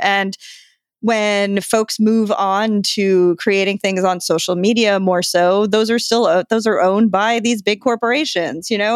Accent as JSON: {"language": "English", "region": "New York", "country": "United States", "said": "I'm from New York"}